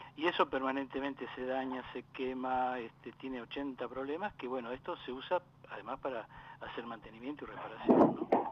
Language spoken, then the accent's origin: Spanish; Lomas de Zamora, Buenos Aires Province, Argentina; also born or lived in Valentín Alcina; Y después de allí nos trasladamos al partido de Lomas de Zamora, donde mi viejo, como buen inmigrante, se compró su terrenito y se hizo su casa